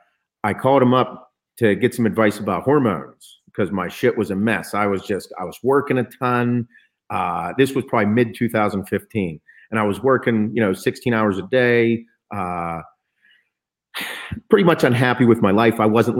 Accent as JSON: {"language": "English", "region": "Western Pennsylvania", "country": "United States", "said": "I'm from Western PA"}